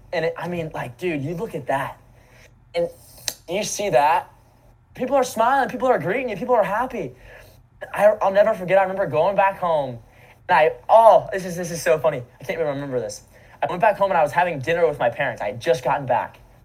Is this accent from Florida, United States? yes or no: yes; Naples, Florida, United States; I grew up in Naples, Florida.